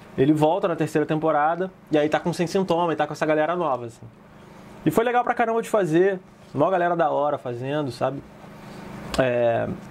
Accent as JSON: {"language": "Portuguese", "region": "Rio de Janeiro", "country": "Brazil", "said": "eu sou lá do Morro do Chapadão da Pavuna"}